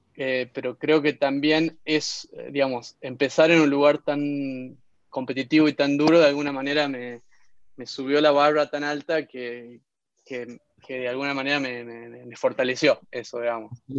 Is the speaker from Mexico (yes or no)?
no; Concepción, Tucumán, Argentina; moved away as an adult; also born or lived in Barcelona; now in San Francisco, United States; En realidad nací en San Miguel de Tucumán, pero me crié en Concepción